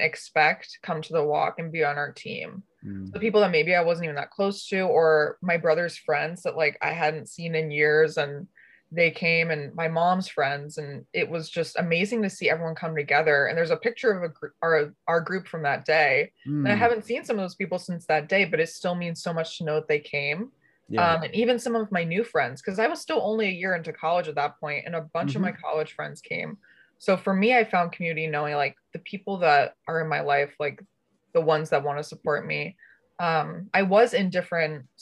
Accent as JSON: {"language": "English", "region": "Connecticut", "country": "United States", "said": "I'm from Connecticut."}